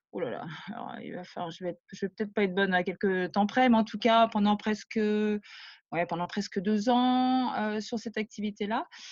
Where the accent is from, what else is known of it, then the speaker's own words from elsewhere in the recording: Rennes, Brittany, France; moved away as an adult; also born or lived in Paris; je suis rennaise, pure souche